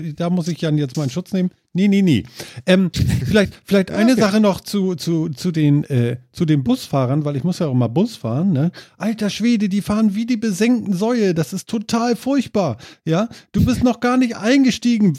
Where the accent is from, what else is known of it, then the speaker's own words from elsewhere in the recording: Germany; Als Deutscher